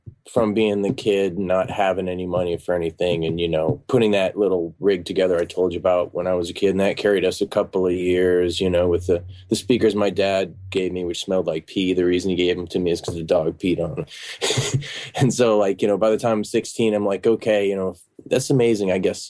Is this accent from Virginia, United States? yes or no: yes; Virginia, United States; also born or lived in Singapore / Maine; Well, I was born overseas in Singapore, but we spent a lot of time in Virginia and up in Maine